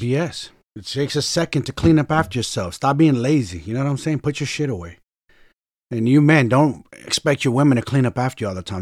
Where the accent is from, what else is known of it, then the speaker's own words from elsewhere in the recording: San Francisco, California, United States; I'm from Frisco, so San Francisco.